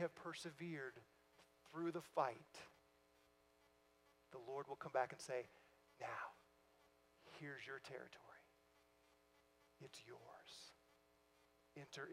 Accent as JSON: {"language": "English", "town": "St. Louis", "region": "Missouri", "country": "United States", "moved": "yes", "said": "I'm from St. Louis originally"}